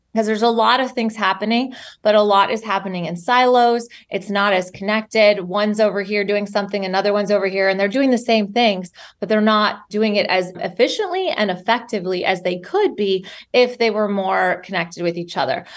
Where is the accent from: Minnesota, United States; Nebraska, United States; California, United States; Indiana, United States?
Minnesota, United States; moved away; I grew up in Minnesota, so landlocked